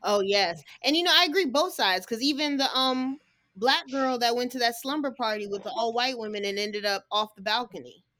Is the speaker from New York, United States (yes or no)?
no; Texas, United States; I was born in Texas